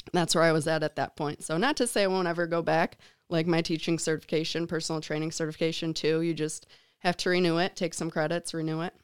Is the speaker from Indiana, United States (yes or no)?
no; Chicago, Illinois, United States; moved away as an adult; also born or lived in Grand Rapids, Michigan; I'm from Chicago